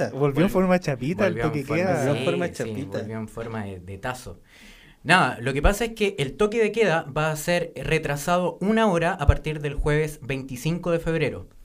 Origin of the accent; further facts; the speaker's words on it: Chile; Somos humanos, somos chilenos.